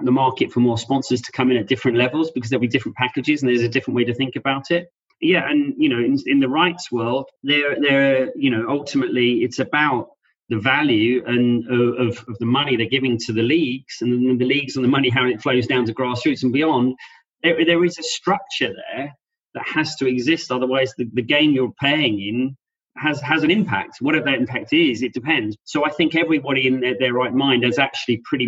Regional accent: London, United Kingdom; being born and bred in South London

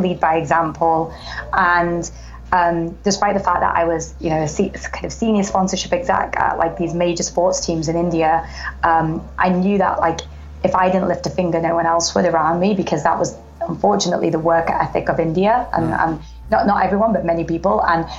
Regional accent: Manchester, North West England, United Kingdom; moved away; also born or lived in Oxford; So I was born and raised in England, grew up in Manchester.

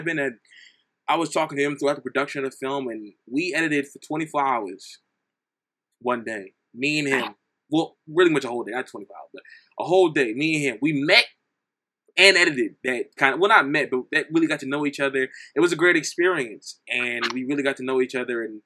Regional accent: New Jersey, United States; I'm from New Jersey

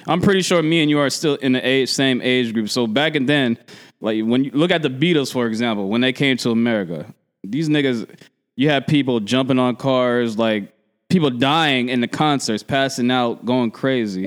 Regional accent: Philadelphia, Pennsylvania, United States; also born or lived in Oakland; I'm from Philly

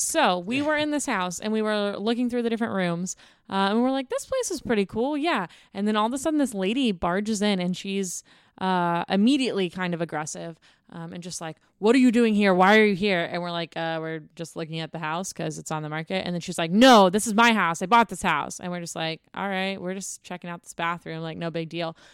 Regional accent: Houston, Texas, United States; moved away; I'm from the Houston area

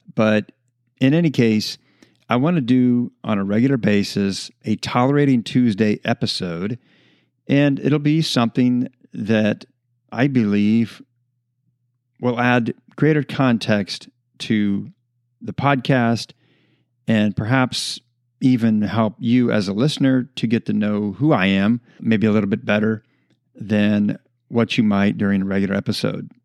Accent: United States; as American citizens

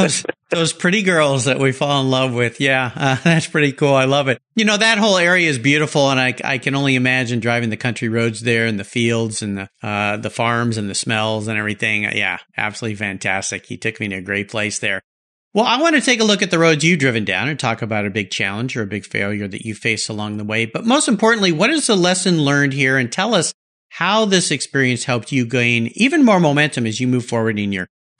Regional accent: Indianapolis, Indiana, United States; Growing up in Indianapolis, yeah, most definitely. Spent a lot of time there.

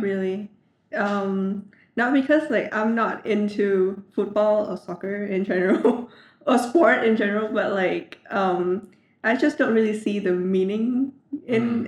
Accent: Vietnam; I often say that I'm from Vietnam

